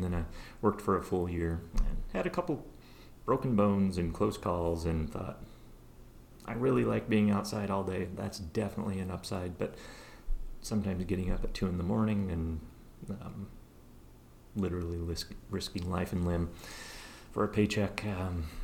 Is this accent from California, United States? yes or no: no; Kettle Falls, Washington, United States; also born or lived in Seattle; now in Spokane, United States; Eastern Washington boy. I grew up in Kettle Falls up here north of town